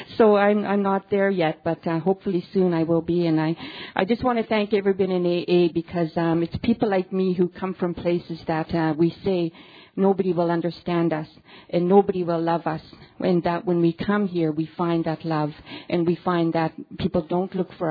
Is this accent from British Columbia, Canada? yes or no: yes; British Columbia, Canada; moved away as an adult; now in Yellowknife, Canada; I'm from a very remote reservation in BC, and I moved into the city